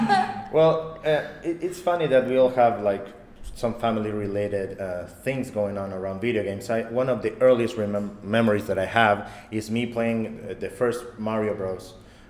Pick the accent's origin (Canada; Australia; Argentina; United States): Argentina; I mean, we're all Argentinian, by the way.